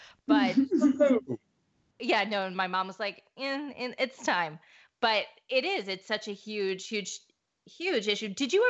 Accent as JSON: {"language": "English", "region": "Midwest", "country": "United States", "tie": "born or raised there", "said": "I grew up in the Midwest. I grew up and it was even my dad, like a nice Jewish doctor."}